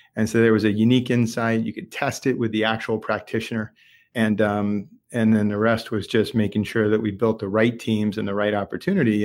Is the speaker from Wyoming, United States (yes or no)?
no; Lexington, Massachusetts, United States; I'm a local. Uh, grew up in Lexington, Massachusetts